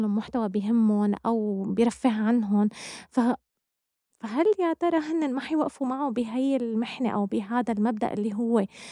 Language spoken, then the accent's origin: Arabic; Damascus, Damascus Governorate, Syria; نحن بدمشق يعني أنا ححكي عن بلدي طبعا أنا بدمشق أنا كنت لما حتى أشوف مثلا كان عندي صديقة بالمدرسة